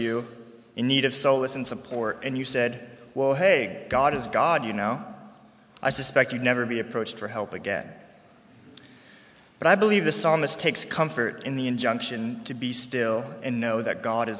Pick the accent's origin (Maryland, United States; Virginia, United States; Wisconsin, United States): Virginia, United States; Harrisonburg; I'm a senior from Harrisonburg, Virginia